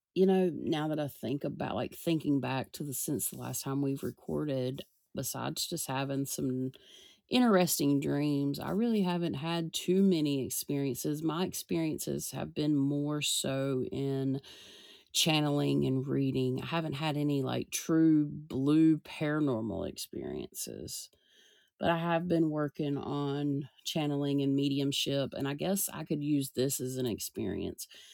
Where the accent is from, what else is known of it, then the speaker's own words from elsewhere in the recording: the South, United States; I'm from the South